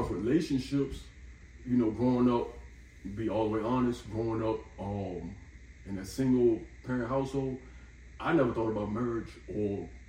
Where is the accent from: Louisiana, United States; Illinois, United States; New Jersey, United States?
New Jersey, United States; Atlantic City; I was born in Jersey, so all of them live up Jersey, okay. Atlantic City.